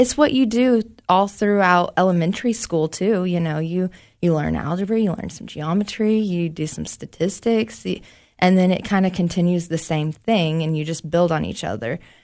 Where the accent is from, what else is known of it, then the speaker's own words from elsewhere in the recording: Knoxville, Tennessee, United States; moved away as an adult; now in Cookeville, United States; I'm from Knoxville